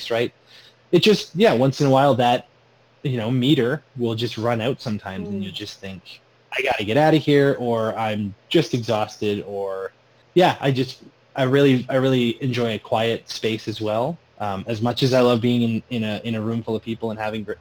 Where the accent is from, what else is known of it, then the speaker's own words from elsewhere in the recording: Sarnia, Ontario, Canada; I said, Sarnia